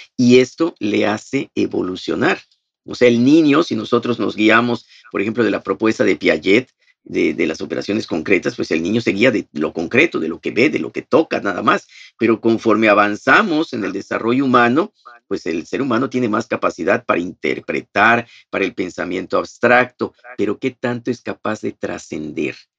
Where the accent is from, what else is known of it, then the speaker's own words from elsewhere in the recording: Progreso, Yucatán, Mexico; also born or lived in Mérida; yo soy de Progreso y entonces el seminario está aquí en Mérida